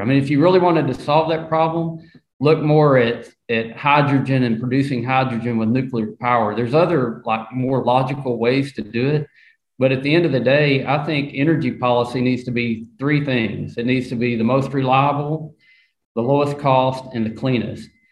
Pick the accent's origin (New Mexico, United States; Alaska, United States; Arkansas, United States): Arkansas, United States; I'm from the South